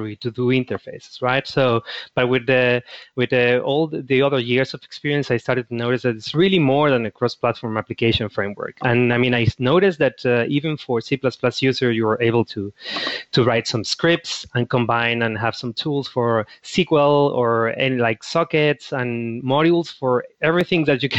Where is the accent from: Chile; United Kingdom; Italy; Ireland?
Chile; moved away; Back in my country, I'm from Chile